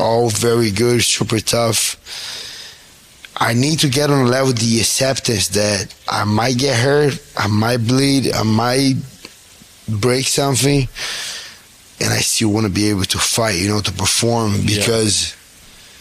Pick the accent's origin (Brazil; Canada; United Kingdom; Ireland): Brazil; Rio de Janeiro; moved away; I was born and raised in Rio, in Brazil